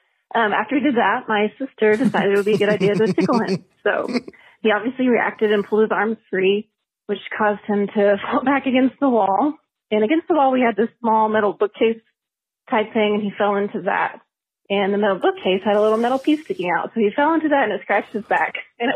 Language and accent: English; Oklahoma, United States; I'm from Oklahoma.